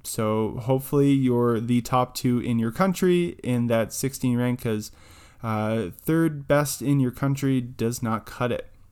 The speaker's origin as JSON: {"language": "English", "country": "Canada", "said": "being Canadian"}